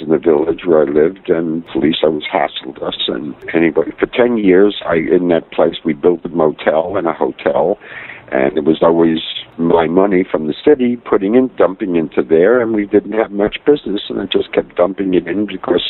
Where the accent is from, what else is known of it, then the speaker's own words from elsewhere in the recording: New York City, New York, United States; Raised in Bensonhurst in Brooklyn, in a lower middle class to poor neighborhood